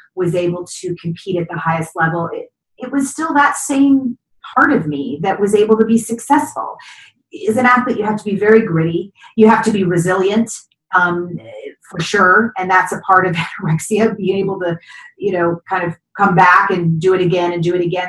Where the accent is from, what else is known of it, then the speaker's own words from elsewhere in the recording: Kentucky, United States; I grew up in Kentucky